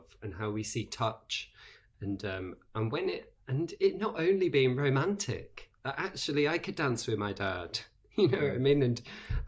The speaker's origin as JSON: {"language": "English", "town": "Birmingham", "region": "West Midlands", "country": "United Kingdom", "tie": "born or raised there", "said": "I grew up in Birmingham"}